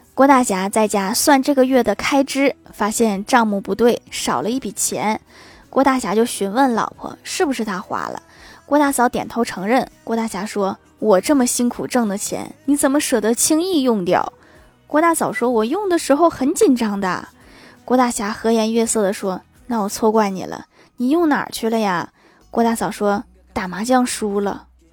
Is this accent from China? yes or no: yes; Northeast China, China; 我们东北人